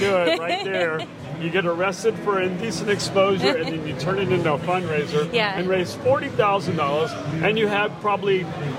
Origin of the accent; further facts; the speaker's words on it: Georgia, United States; now in Key West, United States; I was born in Georgia. I grew up there, but I didn't go to UGA.